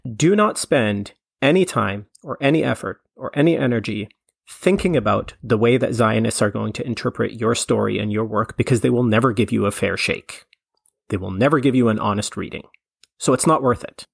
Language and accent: English; Canada; I'm Canadian